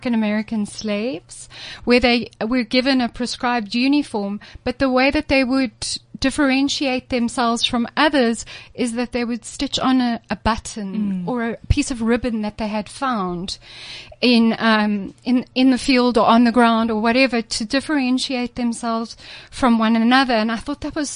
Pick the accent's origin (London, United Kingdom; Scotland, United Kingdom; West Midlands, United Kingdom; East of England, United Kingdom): Scotland, United Kingdom; I'm Scottish